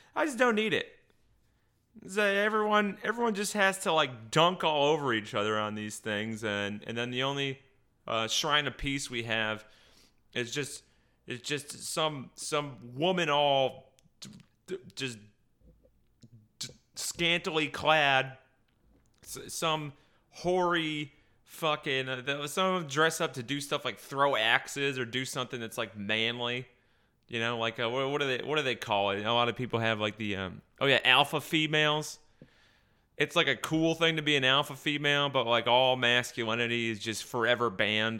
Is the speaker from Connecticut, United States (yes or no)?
yes; near Berlin, Connecticut, United States; I grew up right near Berlin, Connecticut